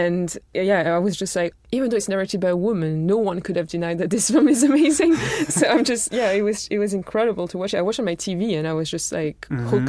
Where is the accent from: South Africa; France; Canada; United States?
France; my parents are not all like into film, and they weren't even born in France, so like, we're just kind of living there. And because I'm not from the UK